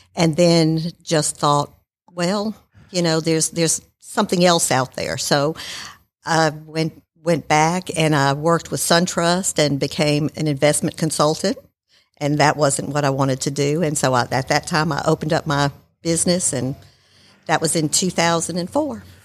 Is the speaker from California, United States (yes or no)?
no; Marietta, Georgia, United States; also born or lived in New York; I was born in New York and I grew up in Marietta.